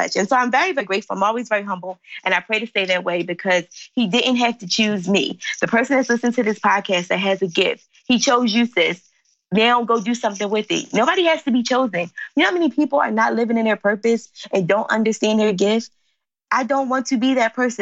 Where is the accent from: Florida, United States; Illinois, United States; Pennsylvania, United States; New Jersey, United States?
Pennsylvania, United States; Philadelphia; I live in Philly. I'm from Philly